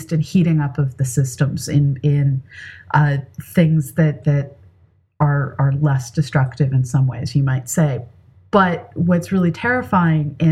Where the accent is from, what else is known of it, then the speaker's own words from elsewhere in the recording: California, United States; moved away; I grew up in California.